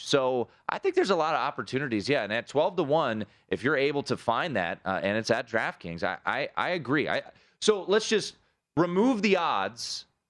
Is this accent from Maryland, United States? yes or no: yes; Maryland, United States; I'm from Maryland